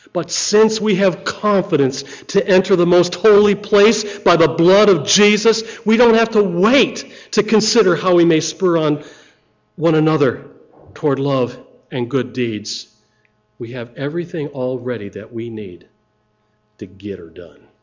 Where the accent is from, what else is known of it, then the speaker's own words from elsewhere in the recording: United States; I'm American